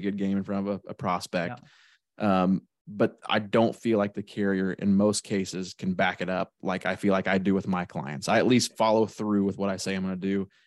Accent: Shelbyville, Illinois, United States; I'm from Shelbyville, Illinois

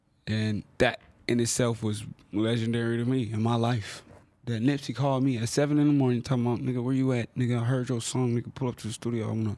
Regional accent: Compton, California, United States; Yeah, I'm not from the district. I'm from South Central Compton. Like, I'm from like a lot of places.

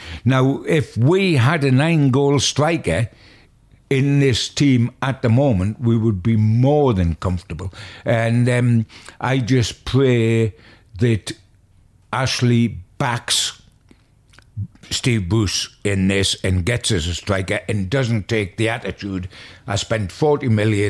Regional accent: Newcastle upon Tyne, North East England, United Kingdom; being a Geordie who's followed them for so long through thin and thinner

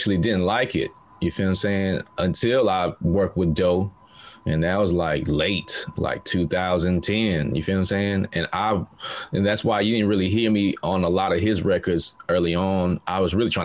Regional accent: Montgomery, Alabama, United States; moved away as an adult; now in Shanghai, China; I was born and raised in Montgomery, Alabama

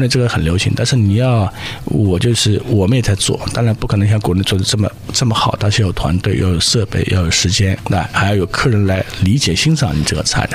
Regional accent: Shanghai, China; now in United States; 我是上海人

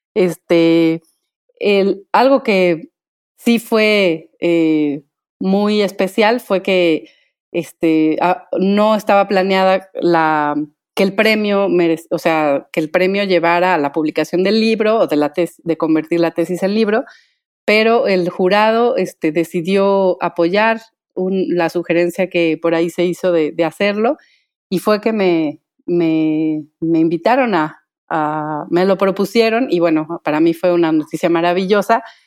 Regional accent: Michoacán, Mexico; soy originaria de Michoacán

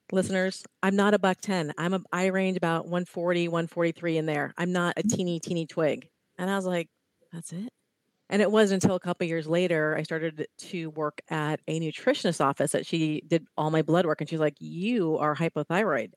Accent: Ohio, United States; now in California, United States; I'm in California. I grew up in Ohio

